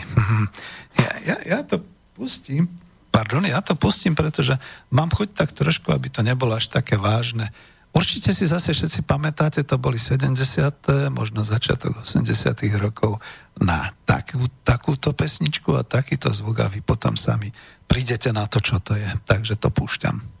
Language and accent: Slovak; Bratislava, Bratislava Region, Slovakia; ja som bratislavčan, čiže na krásnom modrom Dunaji pod hradom